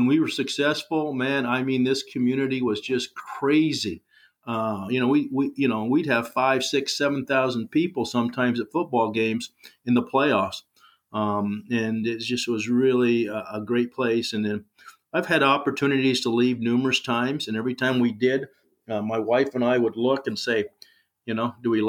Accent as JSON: {"language": "English", "town": "Corvallis", "region": "Oregon", "country": "United States", "tie": "born or raised there", "moved": "as an adult", "lives_now": "Sweet Home, United States", "said": "I was raised in Corvallis at a golden time."}